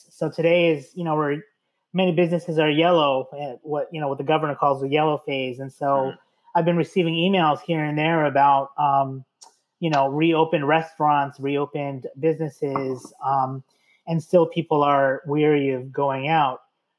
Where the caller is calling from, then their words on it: Philadelphia, Pennsylvania, United States; I am calling from South Philly, in Philadelphia here.